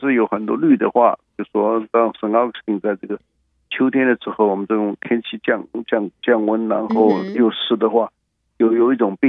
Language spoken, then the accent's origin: Chinese; China; now in United States; 我们尤其我们中国人也不太喜欢去跟他们 fight。